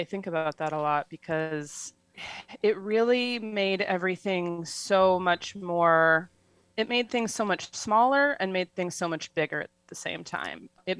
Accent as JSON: {"language": "English", "town": "Seattle", "region": "Washington", "country": "United States", "moved": "as an adult", "lives_now": "Rome, Italy", "said": "I'm from Seattle"}